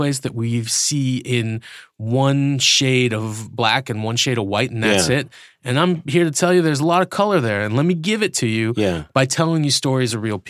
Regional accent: United States; also born or lived in Iran; I'm an American.

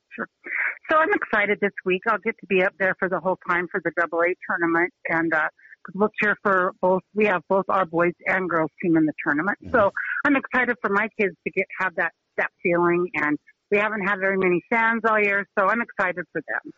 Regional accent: Utah, United States; now in Helena, United States; my high school, where I grew up in Utah, was seven years in a row uh, state champs

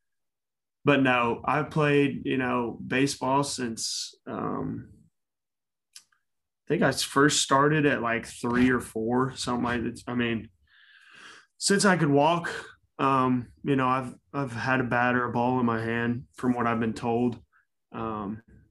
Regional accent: Cumming, Georgia, United States; I grew up in Cumming, Georgia. It's about 45 miles north of Atlanta

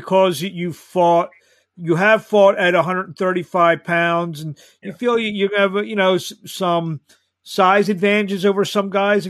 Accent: Philadelphia, Pennsylvania, United States; I'm from Philadelphia. I'm actually a mile away from where you'll be doing your thing

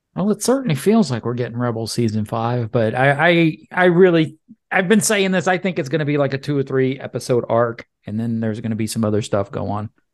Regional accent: Cajun, Louisiana, United States; I'm a Cajun

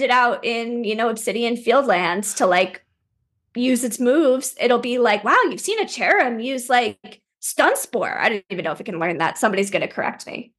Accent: Plainsboro, New Jersey, United States; also born or lived in Princeton, New Jersey; I grew up in Plainsboro.

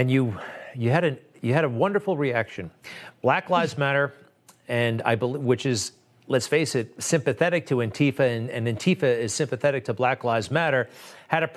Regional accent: Garden City, New York, United States; My hometown is Garden City on Long Island

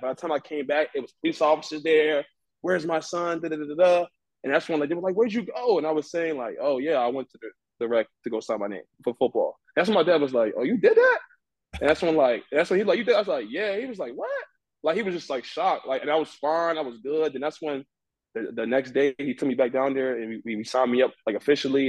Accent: Washington, District of Columbia, United States; I'm originally from Nigeria, but I was born and raised in Washington D.C.

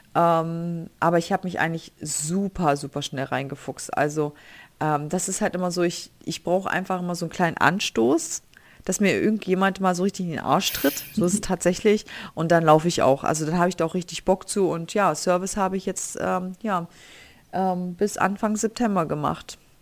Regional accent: Germany; moved away as an adult; now in United States; ich bin aus Deutschland

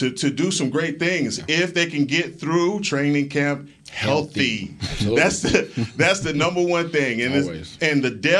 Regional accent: Dallas, Texas, United States; I'm from Dallas

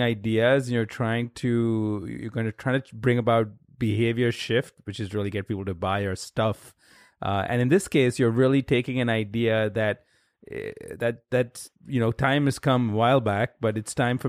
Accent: India; now in United States; I grew up in India

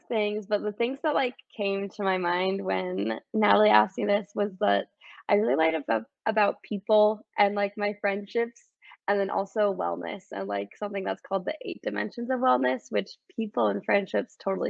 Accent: California, United States; also born or lived in Michigan / Arizona; And then I claim California is where I'm from. I lived there for like middle school and high school years

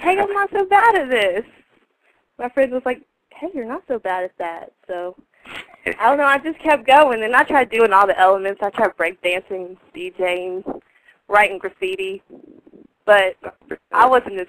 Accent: Asheville, North Carolina, United States; moved away as an adult; now in Baltimore, United States; I'm always repping North Carolina. I'm actually hail from Asheville

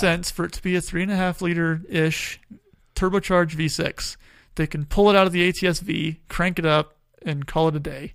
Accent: Tucson, Arizona, United States; I grew up in Tucson.

